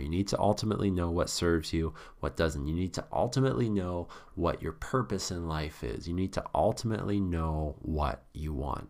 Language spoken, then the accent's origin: English; Canada; being a Canadian